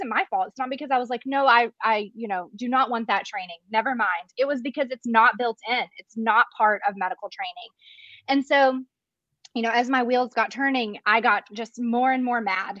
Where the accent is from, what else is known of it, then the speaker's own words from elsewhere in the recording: Arkansas, United States; moved away as an adult; now in Dallas, United States; I'm from Arkansas, but I came to Dallas for my medical residency